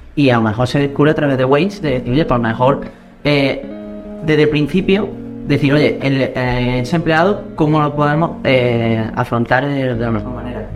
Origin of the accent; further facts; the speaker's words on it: Córdoba, Andalusia, Spain; Aquí los cordobeses estamos